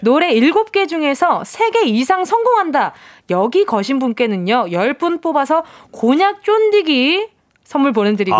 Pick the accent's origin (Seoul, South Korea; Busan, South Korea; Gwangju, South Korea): Busan, South Korea; 저도 저 완전 경상도